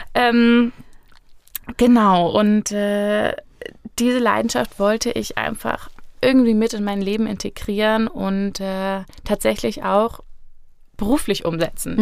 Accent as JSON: {"language": "German", "town": "Fulda", "region": "Hesse", "country": "Germany", "also_born_or_lived": "Berlin", "said": "ich bin auch aus Fulda, äh, 29 Jahre"}